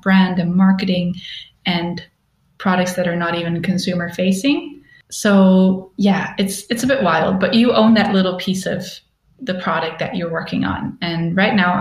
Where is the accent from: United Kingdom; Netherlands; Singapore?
Netherlands; moved away as an adult; also born or lived in Stockholm, Sweden; now in Berlin, Germany; I'm originally from the Netherlands